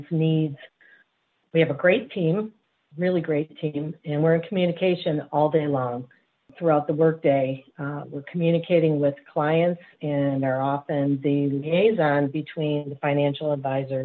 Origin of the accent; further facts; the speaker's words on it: Michigan, United States; I've been born and raised in Michigan